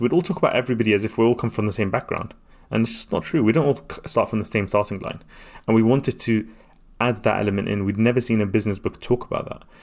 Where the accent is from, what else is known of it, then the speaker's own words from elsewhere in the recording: London, United Kingdom; also born or lived in Baghdad, Iraq; I came to London when I was three years old